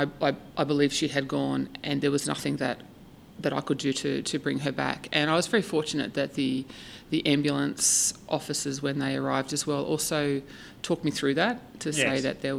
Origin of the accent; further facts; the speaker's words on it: Woy Woy, New South Wales, Australia; also born or lived in United Kingdom / Ireland; I grew up in Australia. I grew up on the central coast of New South Wales in a town called Woi Woi.